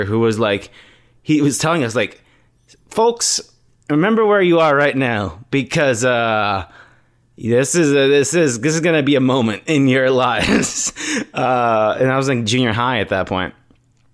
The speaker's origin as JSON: {"language": "English", "town": "Chicago", "region": "Illinois", "country": "United States", "tie": "born or raised there", "moved": "yes", "lives_now": "Nebraska, United States", "said": "when I grew up in Chicago, before I came to Nebraska, where I live now, this suburb of Chicago"}